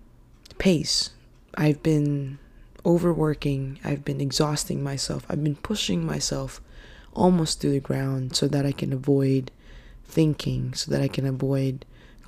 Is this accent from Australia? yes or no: no; Philippines; now in United States; I'm actually Filipino, and I was born and raised in the Philippines.